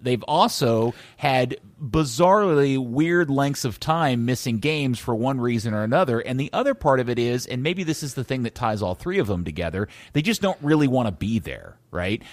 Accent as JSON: {"language": "English", "country": "United States", "said": "I'm just an American"}